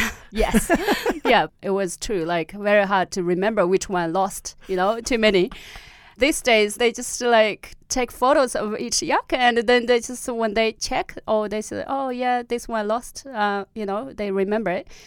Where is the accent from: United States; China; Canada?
China; Tibetan plateau, Amdo; accent: Amdo Tibetan; first language Amdo Tibetan; English is a second language; moved away as an adult; also born or lived in Australia; my own dialect from the village